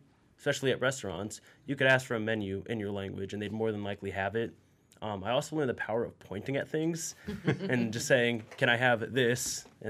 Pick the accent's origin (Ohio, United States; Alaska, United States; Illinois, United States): Ohio, United States; Akron; I'm from Akron, and I love Akron. I love, you know, Northeast Ohio